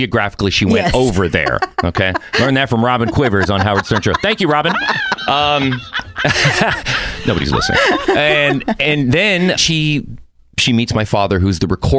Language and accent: English; Mexico City, Mexico; born there; I have dual citizenship, meaning... I was born in Mexico City, but my mom was from San Fernando here in California.